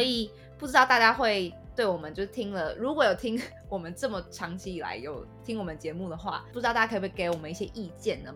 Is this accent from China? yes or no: no; Taiwan; 身为台湾人